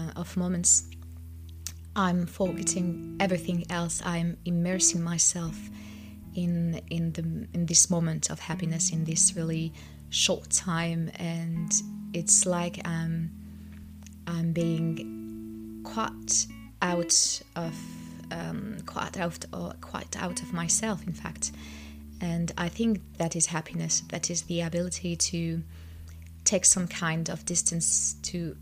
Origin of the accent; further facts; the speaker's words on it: France; I'm from France. I was born and raised in France, but my parents are from Algeria